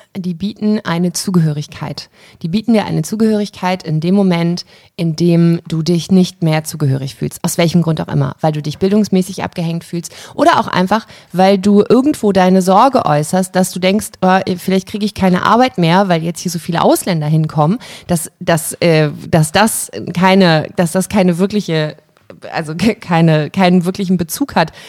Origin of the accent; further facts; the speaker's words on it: Germany; meine Heimat, in der ich mich wohl und zu Hause fühle, aber ich habe nicht so ein krasses Deutschland-Verbundenheitsgefühl